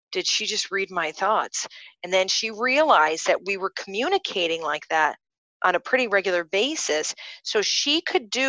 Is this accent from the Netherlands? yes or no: yes; Rotterdam, South Holland, Netherlands; I'm the youngest of three, and I'm born and raised in Rotterdam, and come from a very conservative, regular family.